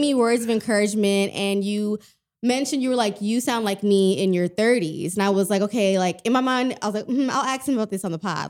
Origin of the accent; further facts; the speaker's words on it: Texas, United States; I'm, I'm from Texas